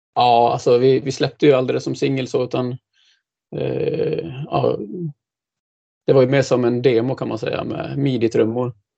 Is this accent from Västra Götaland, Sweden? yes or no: no; Dalarna County, Sweden; moved away as an adult; also born or lived in Gothenburg; now in Linköping, Sweden; jag är ju ursprungligen dalmas